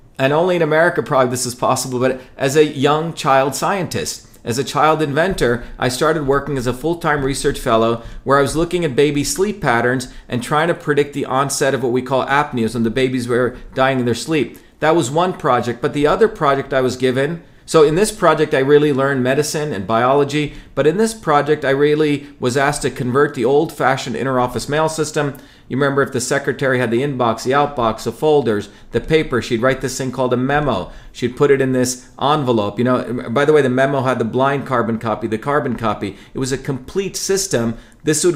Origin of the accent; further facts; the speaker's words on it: Mumbai, Maharashtra, India; moved away; also born or lived in a village in South India; I grew up in Bombay, which is a very, very different world